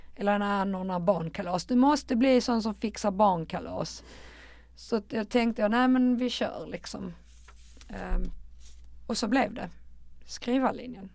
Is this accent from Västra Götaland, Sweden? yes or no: no; Malmö, Skåne, Sweden; Jag är ett betongbarn från Rosengård